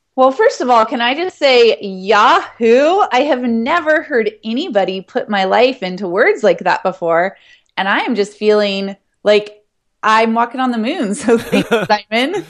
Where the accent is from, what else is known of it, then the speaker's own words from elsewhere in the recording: Ashland, Oregon, United States; moved away; also born or lived in Hawaii; my hometown of Ashland, Oregon